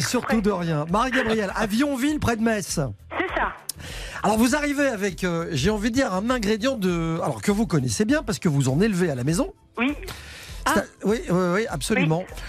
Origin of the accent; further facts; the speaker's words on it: Belgium; moi je suis belge d'origine